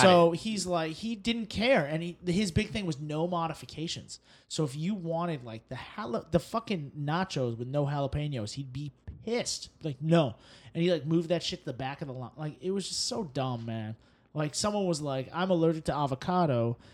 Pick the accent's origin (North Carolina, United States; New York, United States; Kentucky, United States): New York, United States; New York City; Chestnuts are the side because I'm from New York, and it just reminds me of New York winters when we have chestnuts.